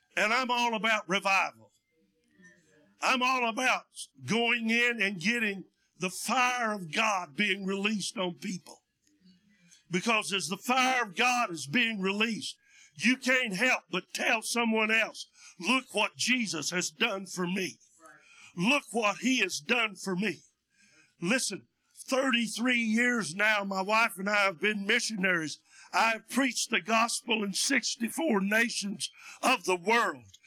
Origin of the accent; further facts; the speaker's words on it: United States; also born or lived in Russia; I was born and raised in Union County